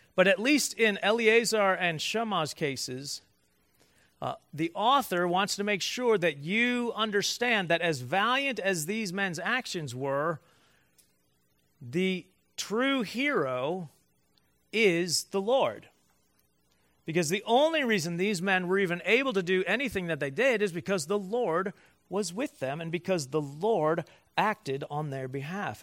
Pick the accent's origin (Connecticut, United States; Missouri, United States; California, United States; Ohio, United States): Ohio, United States; Cleveland; moved away; I, in Cleveland, I grew up and stayed in one church. Born raised eighteen years